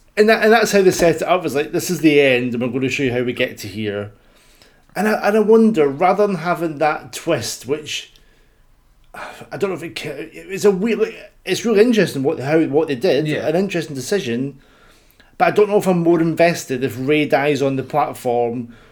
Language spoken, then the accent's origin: English; Scotland, United Kingdom; I'm Scottish